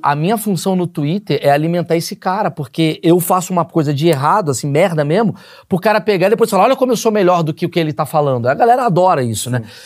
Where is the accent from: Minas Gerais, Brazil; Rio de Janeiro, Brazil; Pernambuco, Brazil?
Rio de Janeiro, Brazil; moved away; eu nasci no Rio de Janeiro